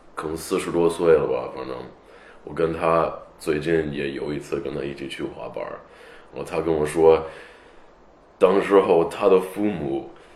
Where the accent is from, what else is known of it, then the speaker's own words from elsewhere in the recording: Los Angeles, California, United States; Chinese is a second language; moved away as an adult; also born or lived in Pasadena / Beijing; 所以我就是在洛杉矶那边长大的